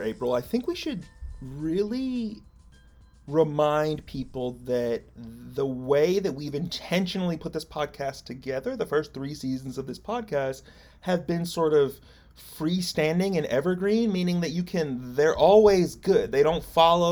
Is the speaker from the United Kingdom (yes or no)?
no; United States; as an American, first and foremost